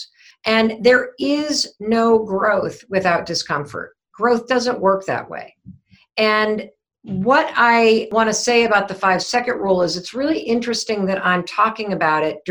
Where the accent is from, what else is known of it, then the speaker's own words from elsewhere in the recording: Western Michigan, United States; I grew up in Western Michigan, so I'm a Midwestern gal